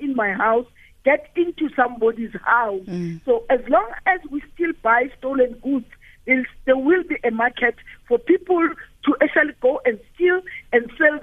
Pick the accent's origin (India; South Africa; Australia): South Africa; Johannesburg, Gauteng; I'm from Alex